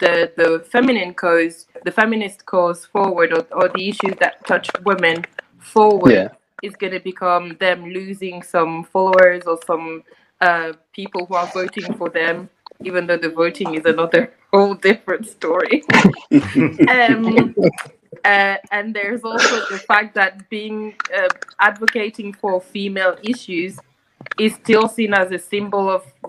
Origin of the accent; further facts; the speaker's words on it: Côte d’Ivoire; moved away; I'm from the Ivory Coast originally. So I guess I have that more French-speaking Africa perspective.